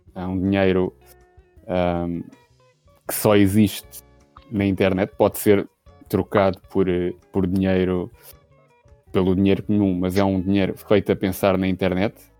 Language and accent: Portuguese; Lisbon, Portugal; Sou de Lisboa, mas estou no Porto neste momento, na casa dos sogros